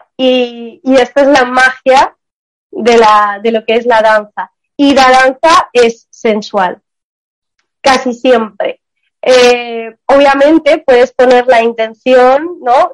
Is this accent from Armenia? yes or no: yes; Armenia; yo soy también de Armenia, soy del Medio Oriente